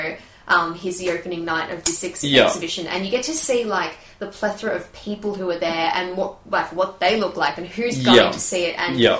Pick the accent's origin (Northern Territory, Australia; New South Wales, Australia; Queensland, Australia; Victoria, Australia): Victoria, Australia; now in Melbourne, Australia; we live and work in Melbourne, but we're not originally from Melbourne.